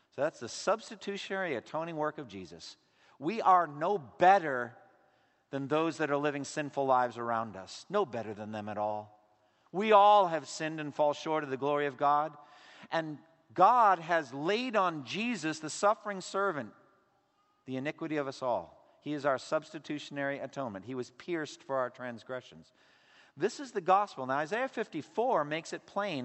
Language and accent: English; United States; for us as American Christians